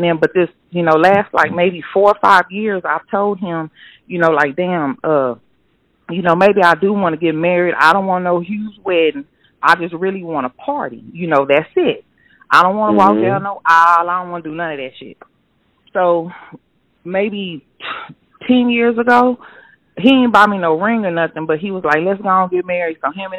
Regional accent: Austin, Texas, United States; I'm from Austin, so we ended up moving outside of Houston.

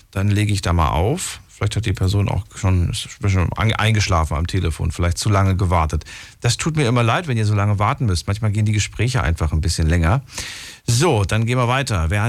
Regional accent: Bonn, North Rhine-Westphalia, Germany; Ja, aus Bonn.

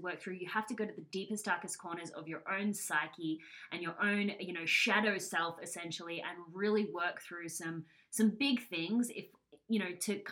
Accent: Australia; I'm from Australia

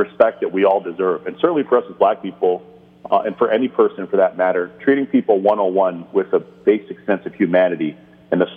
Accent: Canada; moved away as an adult; also born or lived in Barbados (ancestry); now in United States; Caribbean blood, and then be raised in Canada and learn the game in Canada and play the game in Canada

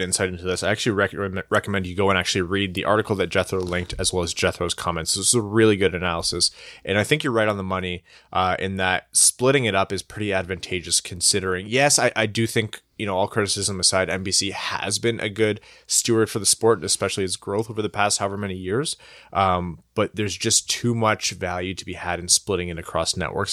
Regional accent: Windsor, Ontario, Canada; I was born in Windsor, so I don't know how Chaldean I can call myself

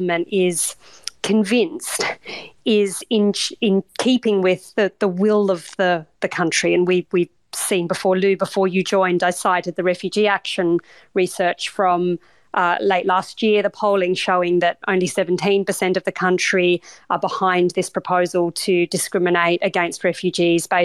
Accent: Australia; now in United Kingdom; as an Australian

